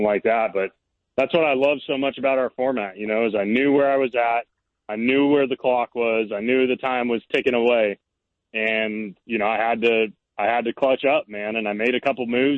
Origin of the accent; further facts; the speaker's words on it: California, United States; we're around the same age and growing up in California